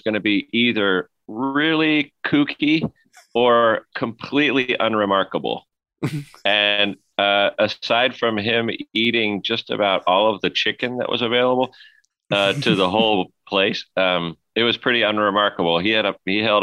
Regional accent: Boulder, Colorado, United States; also born or lived in Pasadena, California; we were both born in Pasadena, California, in Los Angeles area. And we moved to Colorado when I was 10 and Chris was 6 or so

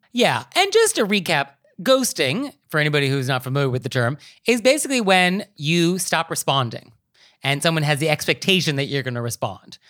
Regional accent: Marin County, California, United States; I'm from Marin County

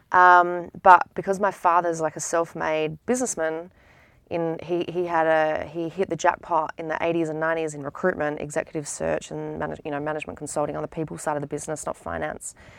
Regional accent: Adelaide, South Australia, Australia; moved away as an adult; now in United States; growing up in Adelaide

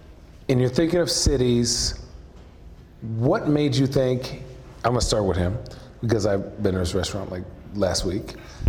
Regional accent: United States; Well, I'm American.

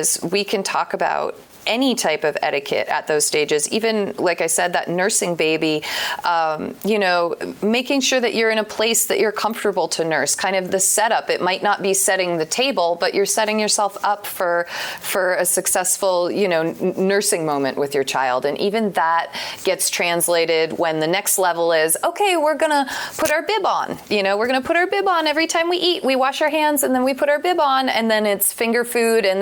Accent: Vermont, United States; I come from Vermont.

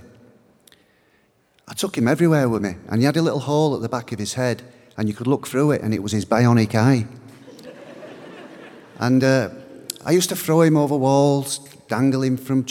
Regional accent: Bradford, Yorkshire and the Humber, United Kingdom; My parents are Irish, but I was born in Bradford in Yorkshire. Where I lived was quite working class

